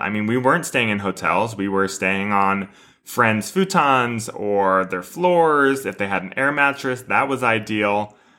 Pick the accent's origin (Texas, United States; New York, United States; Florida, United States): Texas, United States; Houston; moved away; my studio growing up in Houston